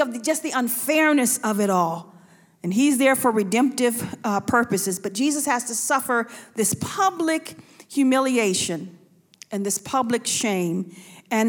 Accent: Buffalo, New York, United States; I'm from Buffalo

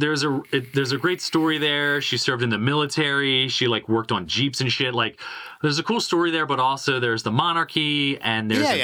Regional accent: United States; being American

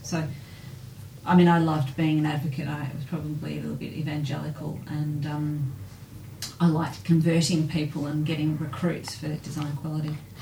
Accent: Melbourne, Victoria, Australia; being born and bred in Melbourne

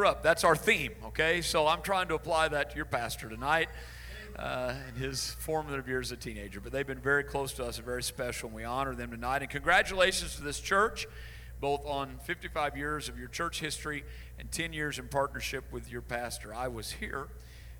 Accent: Illinois, United States; I grew up in Illinois. That was home all my life, and all my growing up years

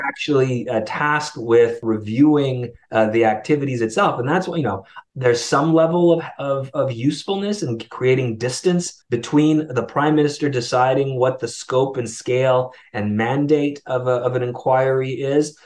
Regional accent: Canada; As a Canadian

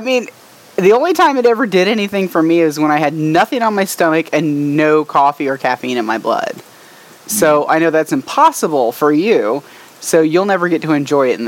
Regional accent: Atlanta, Georgia, United States; where we're from Atlanta

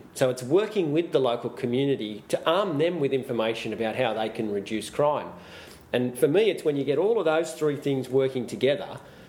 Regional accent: Gosford, New South Wales, Australia; I was born at Gosford.

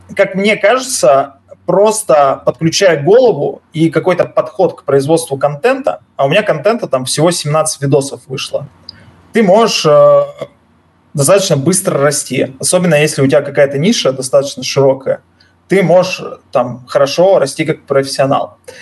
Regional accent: Yekaterinburg, Sverdlovsk Oblast, Russia; moved away as an adult; now in Cyprus; я уралец

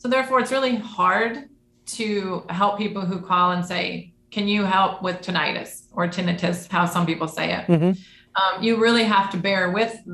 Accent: Detroit, Michigan, United States; I grew up in the Detroit area

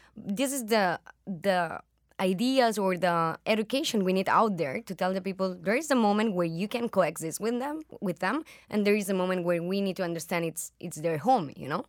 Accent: Spain; I'm from Spain

